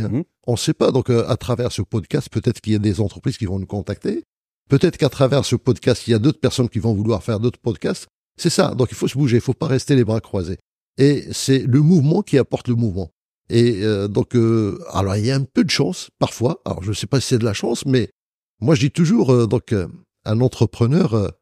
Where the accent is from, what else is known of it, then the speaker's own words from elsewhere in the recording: Marrakesh, Marrakesh-Safi, Morocco; je suis né à Marrakech